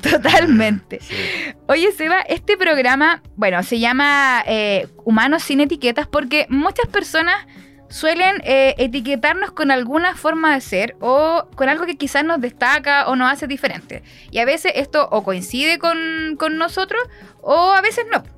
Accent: San Pedro de la Paz, Biobío, Chile; Yo soy de San Pedro

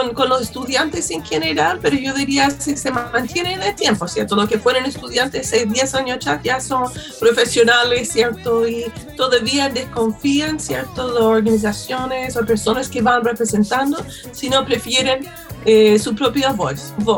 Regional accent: United States; now in Chile; yo soy estadounidense

